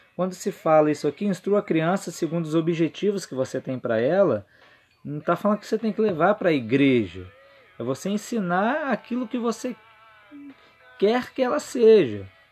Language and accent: Portuguese; Vitória, Espírito Santo, Brazil; eu sou de Vitória, Espírito Santo